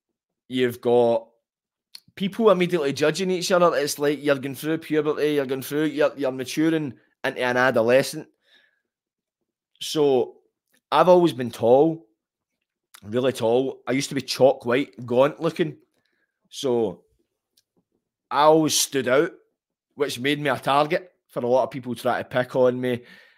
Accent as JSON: {"language": "English", "town": "Glasgow", "region": "Scotland", "country": "United Kingdom", "tie": "born or raised there"}